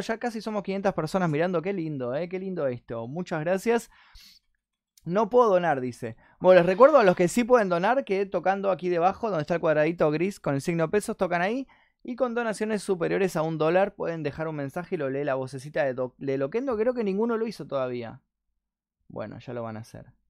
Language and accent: Spanish; Argentina; soy argentino.